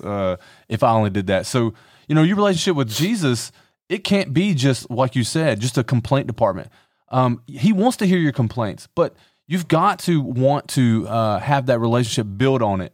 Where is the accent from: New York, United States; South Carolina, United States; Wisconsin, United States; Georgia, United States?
South Carolina, United States; Conway; I grew up in Horry County. I went to a lot of churches here